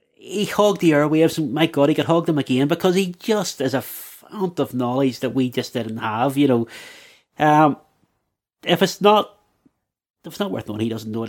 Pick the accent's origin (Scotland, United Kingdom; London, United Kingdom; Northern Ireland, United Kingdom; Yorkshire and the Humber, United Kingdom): Northern Ireland, United Kingdom; Belfast; as a young lad growing up in the Shankill